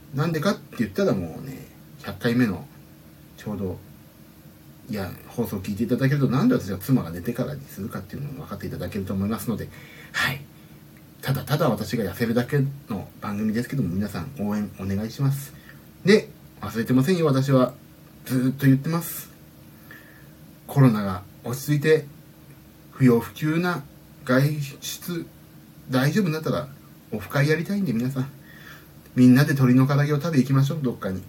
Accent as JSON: {"language": "Japanese", "region": "Kanagawa", "country": "Japan", "tie": "born or raised there", "said": "うちはねあのまあ言うと家の方バレちゃうんですけどあのサイクリングコースが割と近くてねそそこら辺ですよ神奈川県なんでうち"}